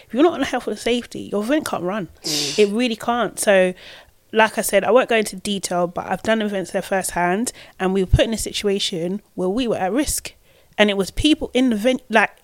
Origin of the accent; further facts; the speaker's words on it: London, United Kingdom; I'm from Brixton